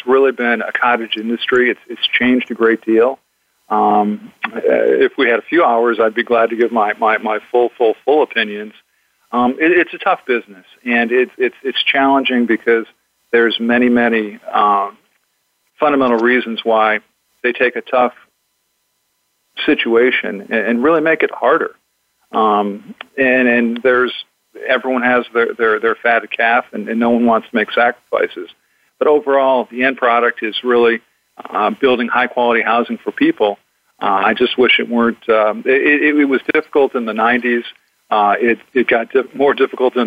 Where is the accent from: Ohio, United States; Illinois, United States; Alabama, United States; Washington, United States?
Illinois, United States; Chicago; also born or lived in Boston; now in Orange County, California, United States; I was born in Chicagoland